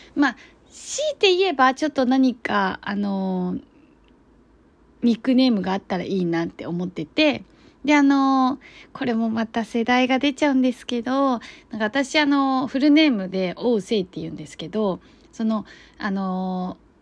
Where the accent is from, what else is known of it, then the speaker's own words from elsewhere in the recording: China; now in Japan; 自分は中国人なんですけど、周りの人たちって日本人ばっかりで